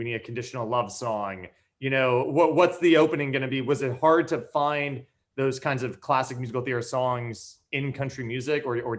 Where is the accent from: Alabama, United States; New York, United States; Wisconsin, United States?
New York, United States; I grew up in New York seeing musical theater.